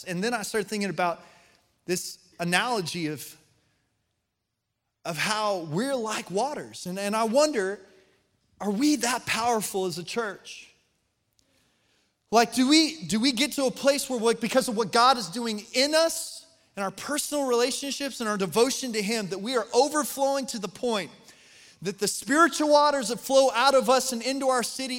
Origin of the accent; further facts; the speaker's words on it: Colorado, United States; moved away; I was born and raised in Colorado